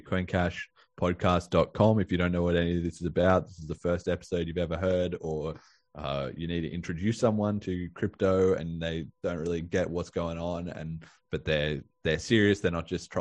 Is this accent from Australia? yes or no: yes; Australia; I'm Australian